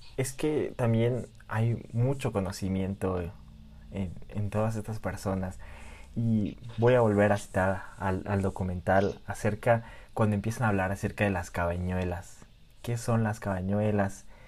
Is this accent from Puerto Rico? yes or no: no; Mexico; soy mexicano y que viva México.